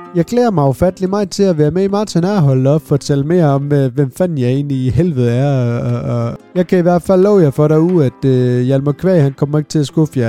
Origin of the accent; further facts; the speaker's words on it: Svendborg, Southern Denmark, Denmark; Jeg er født og opvokset ned på Fyn, øh, ned omkring Svendborg-regionen